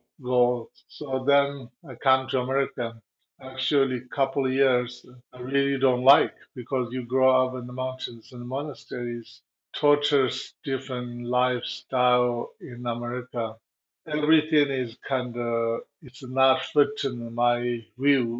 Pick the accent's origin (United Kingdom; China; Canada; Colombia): China; Tibet; English is a second language; moved away as an adult; also born or lived in India / Nepal; now in United States; I'm run away from Tibet and to went to India and Nepal.